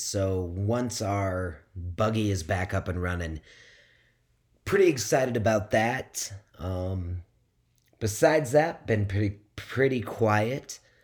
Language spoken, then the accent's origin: English; Midwest, United States; moved away; also born or lived in West Coast; living on the West Coast and growing up in the Midwest